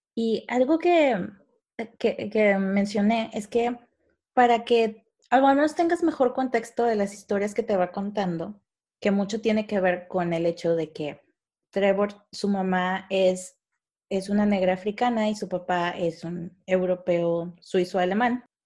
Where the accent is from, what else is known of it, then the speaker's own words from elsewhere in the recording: Mexico; así somos los mexicanos